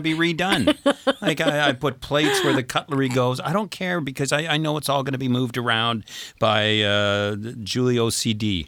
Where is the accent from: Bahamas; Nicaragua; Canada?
Canada; moved away as an adult; now in France; we're Canadian citizens, we're here on a visitor's visa, but we pay taxes here and we have a house here